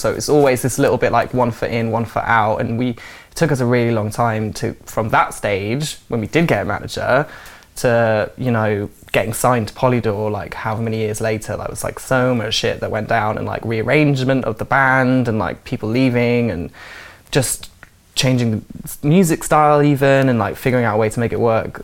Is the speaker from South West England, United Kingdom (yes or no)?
yes; Forest of Dean, South West England, United Kingdom; moved away as an adult; now in London, United Kingdom; I moved when I was 18 from the Forest of Dean. I was living at my mum's house with her and my brother